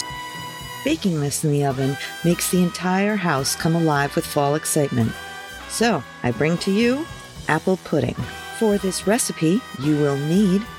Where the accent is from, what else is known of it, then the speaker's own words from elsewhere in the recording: Pawtuxet, Rhode Island, United States; I grew up here in Pawtuxet